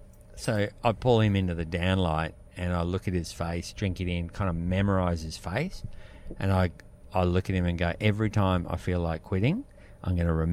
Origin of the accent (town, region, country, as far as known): Australia